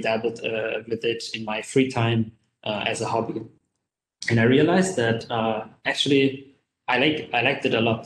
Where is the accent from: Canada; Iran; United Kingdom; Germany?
Germany; now in Kuala Lumpur, Malaysia; I'm originally from Germany, but currently I live and work in Kuala Lumpur in Malaysia